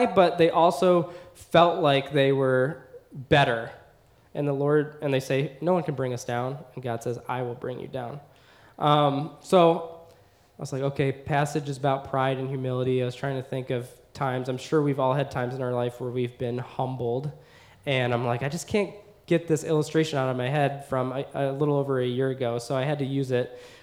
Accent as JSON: {"language": "English", "country": "United States", "said": "as an American in America"}